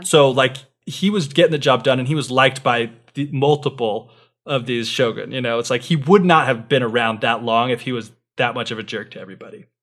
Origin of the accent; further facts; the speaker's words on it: United States; someone born and raised in the West